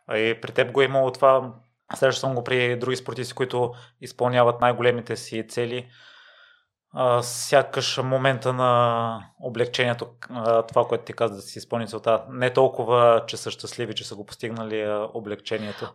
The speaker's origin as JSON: {"language": "Bulgarian", "town": "Kozloduy", "region": "Vratsa Province", "country": "Bulgaria", "said": "Аз съм от Козводой, от същия район"}